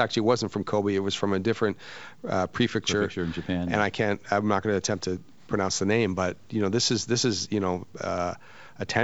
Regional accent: New Brunswick, Canada; also born or lived in Bermuda; Uh, well, I'm from Canada originally, and I worked. Uh, uh, I grew up on the East Coast, New Brunswick, okay. small town

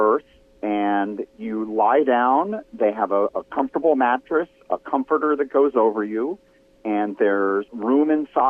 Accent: Los Angeles, California, United States; I'm from Los Angeles.

